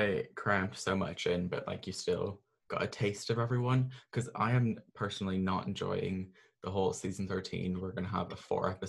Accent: Scotland, United Kingdom; I'm Scottish

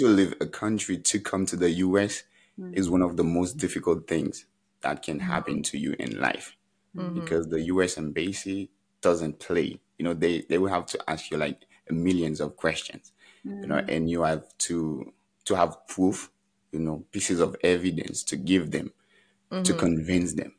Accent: Haiti; moved away as an adult; now in United States; when I was growing up in Haiti

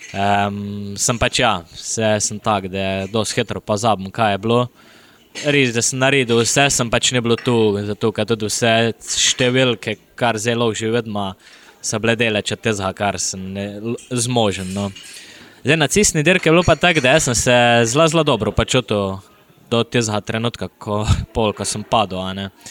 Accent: Idrija, Slovenia; Prihajam iz Idrija, sem profesionalni

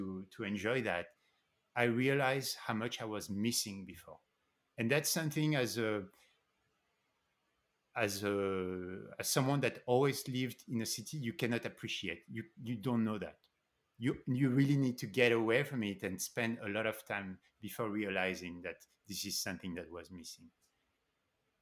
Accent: Paris, Île-de-France, France; moved away; also born or lived in New York City, United States; I grew up in Paris, and then I moved to New York City.

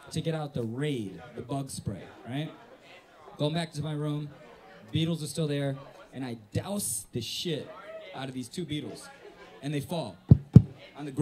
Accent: Northwest Indiana, United States; also born or lived in South Korea; I'm from Northwest Indiana

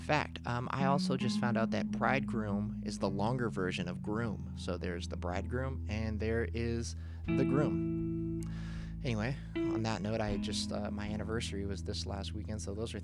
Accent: Philippines; I'm Filipino.

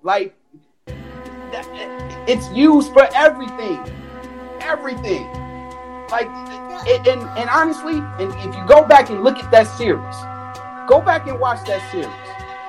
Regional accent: Chicago, Illinois, United States; Definitely a great proud moment for me as a Chicagoan.

